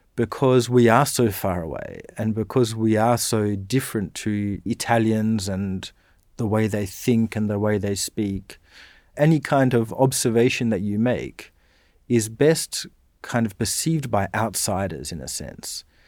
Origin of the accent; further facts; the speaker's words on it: Dardanup, Western Australia, Australia; moved away as an adult; also born or lived in Bunbury / Perth; now in Canberra, Australia; I was born in Bunbury, but then really we, we lived, uh, in a town just outside of Bunbury called Dardanup